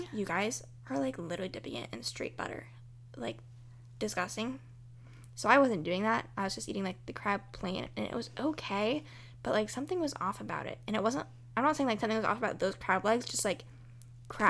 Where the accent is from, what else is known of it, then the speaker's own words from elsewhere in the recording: United States; as American people that celebrate Thanksgiving